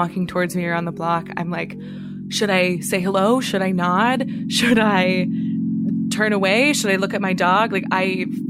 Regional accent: New Jersey, United States; now in Brooklyn, United States; I'm from New Jersey, and I live in Brooklyn, New York.

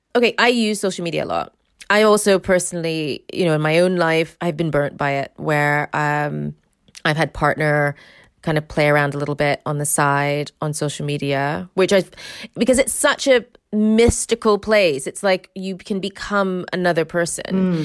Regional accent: United States; moved away as an adult; now in United Kingdom; I am American, but I've lived in this country, like, thirty years.

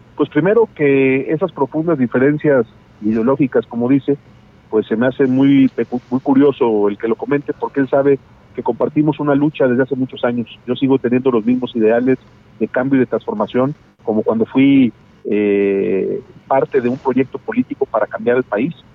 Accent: Mexico; Yo soy uno de los mexicanos

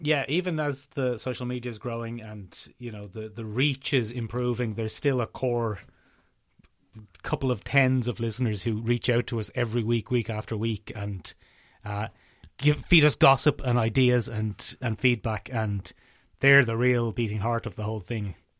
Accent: Ireland; we're in a weird position being Irish pop cultural commentators

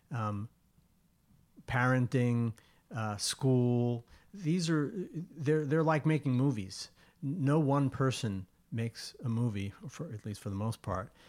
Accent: Long Island, New York, United States; the place that I grew up on Long Island

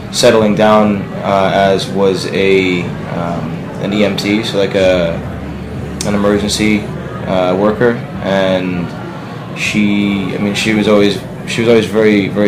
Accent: Ridgewood, New Jersey, United States; born or raised there

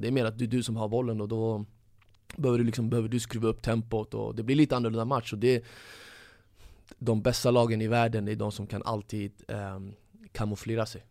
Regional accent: Stockholm, Stockholm County, Sweden; Jag växte upp i Tensta som är ungefär som, som Husby

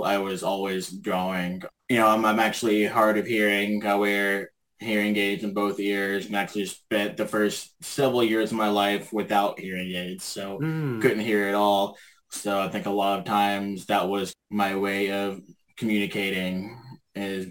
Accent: Memphis, Tennessee, United States; moved away as an adult; now in Vancouver, Canada; I was born and raised in Memphis, Tennessee, but I've been living in Vancouver for about 7.5 years now.

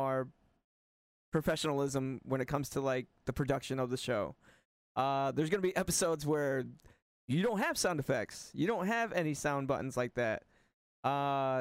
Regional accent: United States; I'm American

